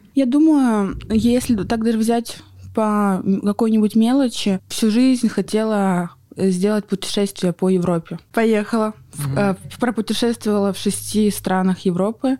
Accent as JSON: {"language": "Russian", "town": "Surgut", "region": "Khanty-Mansi Autonomous Okrug", "country": "Russia", "tie": "born or raised there", "also_born_or_lived": "Yekaterinburg", "moved": "as an adult", "said": "я родилась в Хмао, в городе Сургуте. А, прожила до 20 лет в Сургуте."}